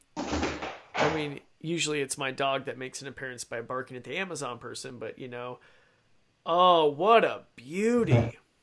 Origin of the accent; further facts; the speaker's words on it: Idaho, United States; I grew up in Idaho